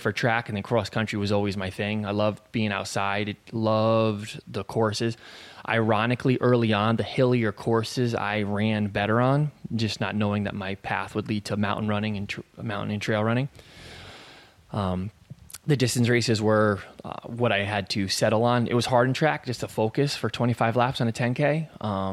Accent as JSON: {"language": "English", "region": "Vermont", "country": "United States", "said": "from Vermont"}